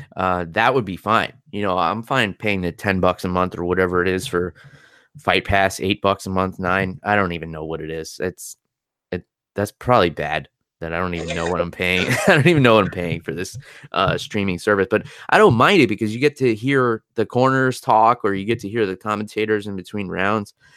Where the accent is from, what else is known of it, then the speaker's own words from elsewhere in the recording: New York, United States; being a New Yorker